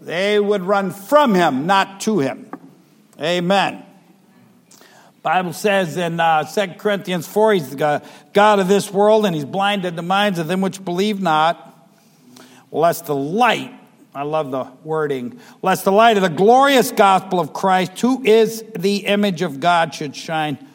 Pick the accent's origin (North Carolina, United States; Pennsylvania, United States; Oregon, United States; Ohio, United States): Ohio, United States; moved away; I'm from Ohio